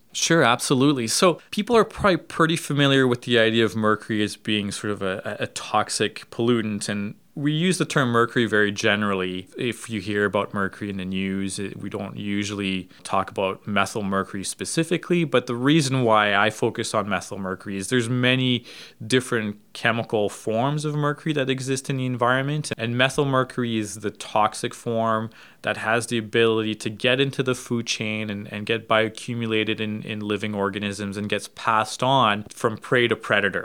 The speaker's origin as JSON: {"language": "English", "region": "Yukon", "country": "Canada", "tie": "born or raised there", "said": "I spent a number of years in my childhood growing up in the Yukon. Uh, so in, in, in northwestern Canada"}